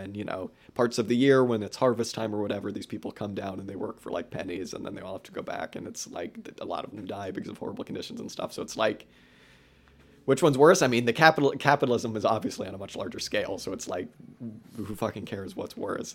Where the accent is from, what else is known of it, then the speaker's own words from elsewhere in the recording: California, United States; growing up in California